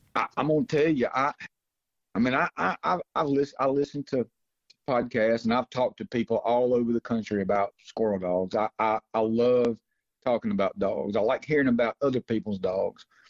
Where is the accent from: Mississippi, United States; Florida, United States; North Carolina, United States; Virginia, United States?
Mississippi, United States; Pontotoc; also born or lived in Memphis, Tennessee; now in Byhalia, United States; I'm actually from uh, Pontotoc, Mississippi